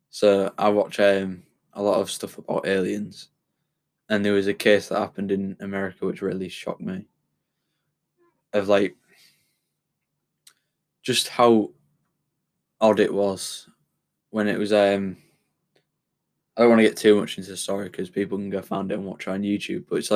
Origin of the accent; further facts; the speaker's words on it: United Kingdom; being British